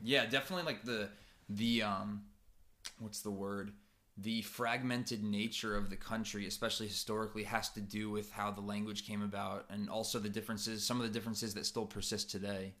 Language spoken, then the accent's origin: English; United States; moved away as an adult; now in Japan; especially as Americans